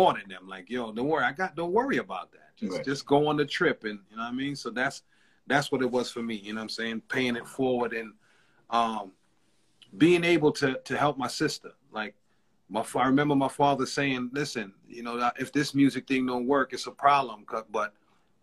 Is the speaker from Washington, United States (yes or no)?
no; New York City, New York, United States; growing up in East Flatbush, Brooklyn